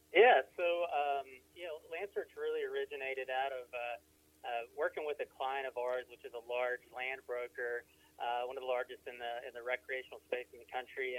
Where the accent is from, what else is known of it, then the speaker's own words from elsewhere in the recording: Athens, Alabama, United States; moved away as an adult; now in Colorado Springs, United States; I grew up in Alabama, but uh, I moved out here a few years ago